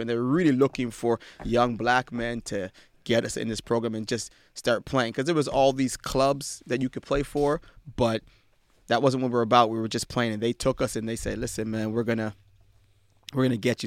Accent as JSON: {"language": "English", "town": "Ottawa", "region": "Ontario", "country": "Canada", "tie": "born or raised there", "moved": "yes", "said": "I grew up in, uh, Ottawa, Ontario"}